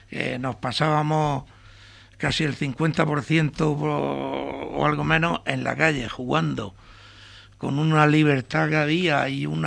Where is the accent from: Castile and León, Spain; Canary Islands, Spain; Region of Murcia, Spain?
Region of Murcia, Spain; Torre Pacheco; also born or lived in Los Pérez, El Carmolí; Y me vine con meses y estoy batizado aquí, en Torre Pacheco. soy de aquí.